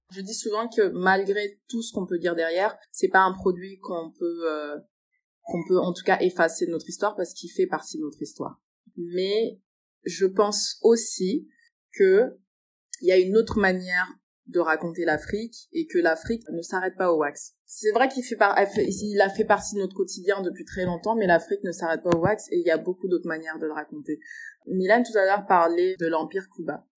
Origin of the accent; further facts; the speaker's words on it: France; also born or lived in Congo (parents' origin); je suis congolaise, mais après, j'ai fait l'école euh, en France